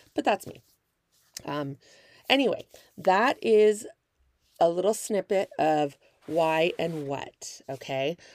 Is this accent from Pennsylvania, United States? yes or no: no; Northern California, United States; moved away as an adult; also born or lived in Kansas / Milwaukee, Wisconsin / Las Vegas, Nevada; now in Southern California, United States; That's where I'm actually originally from, Northern California